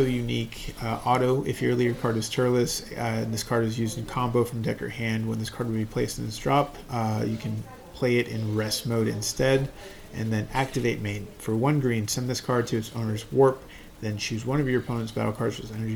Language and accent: English; United States; we're American